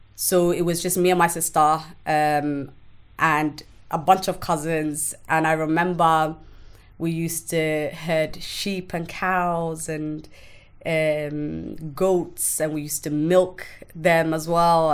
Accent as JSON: {"language": "English", "country": "Somalia", "tie": "born or raised there", "moved": "yes", "said": "I grew up in a small village in Somalia."}